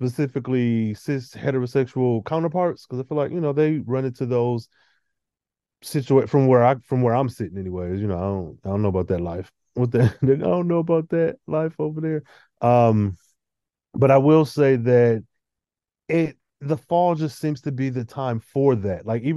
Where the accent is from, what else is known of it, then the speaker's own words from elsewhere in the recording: Michigan, United States; I'm from Michigan